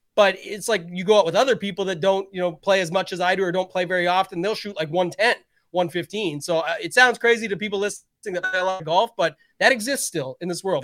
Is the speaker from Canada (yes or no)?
yes; Canada; being Canadian